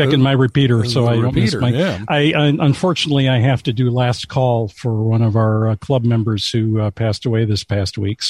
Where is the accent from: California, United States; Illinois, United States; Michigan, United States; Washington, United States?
Illinois, United States; Southern; I grew up down in Southern Illinois.